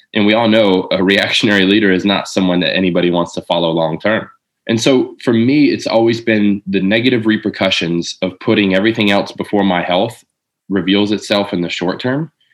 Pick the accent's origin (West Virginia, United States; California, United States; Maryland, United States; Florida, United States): Florida, United States; Lakeland; also born or lived in Jacksonville, Florida; I moved from Jacksonville back to Lakeland, where I'm from